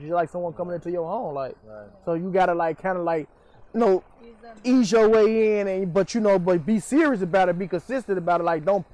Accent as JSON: {"language": "English", "town": "Chicago", "region": "Illinois", "country": "United States", "tie": "born or raised there", "said": "I grew up in Cabrini Green"}